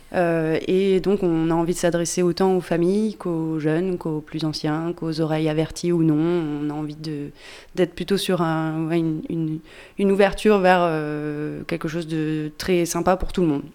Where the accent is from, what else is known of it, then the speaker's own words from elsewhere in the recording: Pilat, Auvergne-Rhône-Alpes, France; je suis originaire du Pila